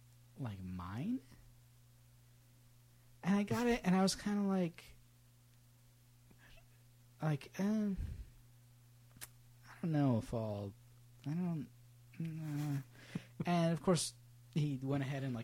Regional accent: Sacramento, California, United States; born or raised there

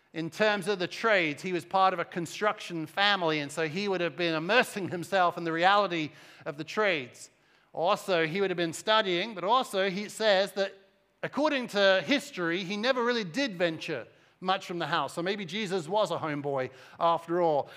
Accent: Cambridge, East of England, United Kingdom; moved away as an adult; also born or lived in Suffolk; now in United States; I'm English, and so I was raised about an hour up the M eleven, uh, in the city or the outside of the city of Cambridge, and, uh, lived there until I was around twenty-one years old

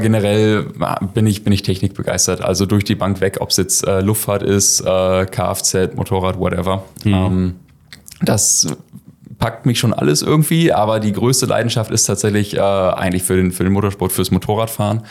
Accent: Schortens, Lower Saxony, Germany; komme hier aus, aus Shortens, aus der Ecke

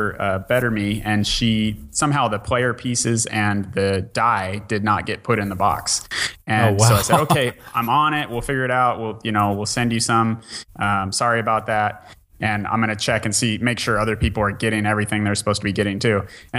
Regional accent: Bellingham, Washington, United States; I'm from Bellingham, Washington. We did it there.

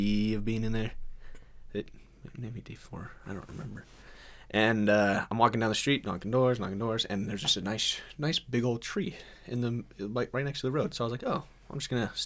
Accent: Blackfoot, Idaho, United States; I'm from Blackfoot, Idaho

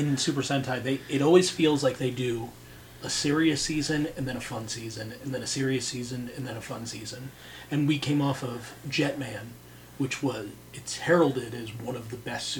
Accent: United States; as an American

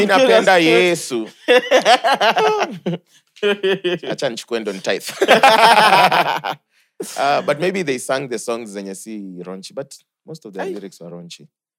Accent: Kenya; I'm from Kenya.

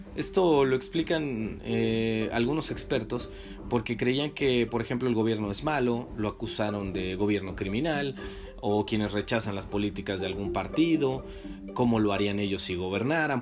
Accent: Mexico; nosotros como mexicanos

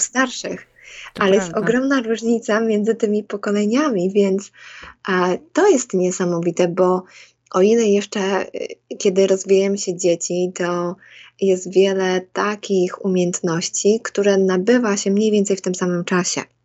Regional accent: Łosośnica, Poland; moved away as an adult; also born or lived in Bydgoszcz; now in United States; wychowując się takiej małej miejscowości

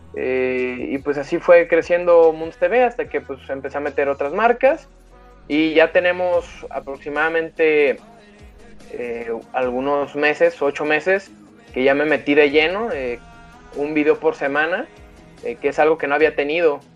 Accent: Arandas, Jalisco, Mexico; Aranda, que es mi tierra natal

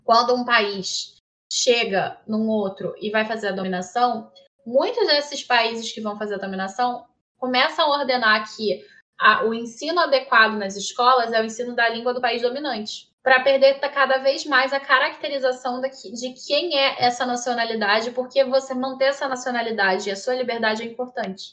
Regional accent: Rio de Janeiro, Brazil; eu sou do Rio de Janeiro

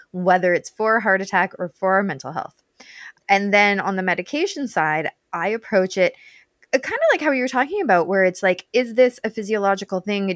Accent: Canada; now in Welland, Canada; I'm Canadian too

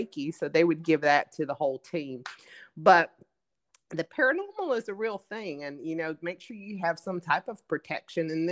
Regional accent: Pensacola, Florida, United States; where I'm from the Bible Belt in Pensacola, Florida

